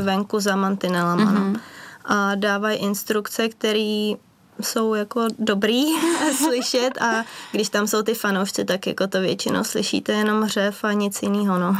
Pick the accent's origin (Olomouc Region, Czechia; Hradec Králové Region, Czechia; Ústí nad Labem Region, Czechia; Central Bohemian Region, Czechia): Central Bohemian Region, Czechia; Benátky nad Jizerou; my vlastně trénujeme v Benátkách nad Izerou, v mém rodném městě